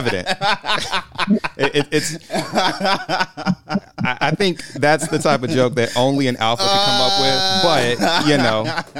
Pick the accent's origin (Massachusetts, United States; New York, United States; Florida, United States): Florida, United States; Central; my family's roots and lineage all the way back to slavery. I was born and raised here in Central Florida.